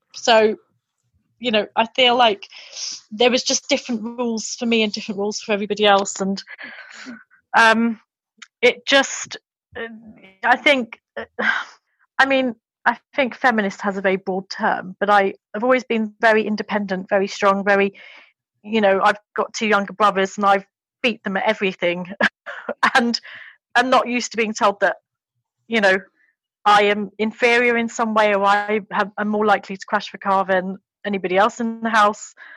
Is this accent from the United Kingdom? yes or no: yes; London, United Kingdom; born or raised there; moved away as an adult; also born or lived in Japan; now in England